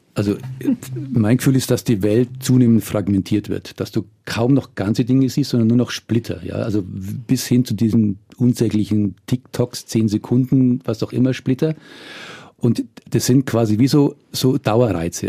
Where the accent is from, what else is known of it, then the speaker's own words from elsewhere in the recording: Würzburg, Bavaria, Germany; ich komme aus Würzburg